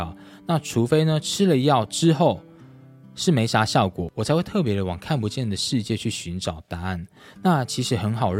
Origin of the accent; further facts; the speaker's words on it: Changhua County, Taiwan; 天光阁以前呢是在我的彰化老家。那佛像呢，其实也都是摆在我老家那一边。